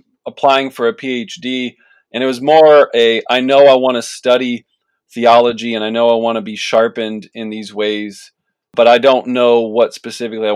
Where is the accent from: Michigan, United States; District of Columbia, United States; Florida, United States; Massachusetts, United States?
District of Columbia, United States; Washington; also born or lived in Palatine, Illinois; now in Chicago, United States; I'm originally from the Washington, D.C. area